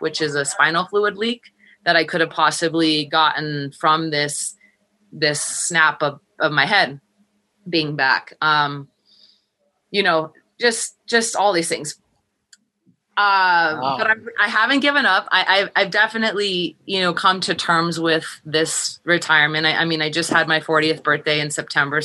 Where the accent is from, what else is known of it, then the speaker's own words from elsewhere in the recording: Los Angeles, California, United States; moved away as an adult; also born or lived in Minnesota; now in Colorado, United States; I'm from